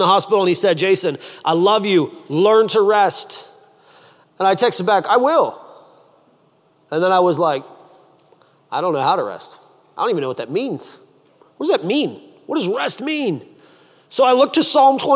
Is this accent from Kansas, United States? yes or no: no; Michigan, United States; now in Columbus, United States; I'm from Michigan and I live in Columbus, and so I'm from the Midwest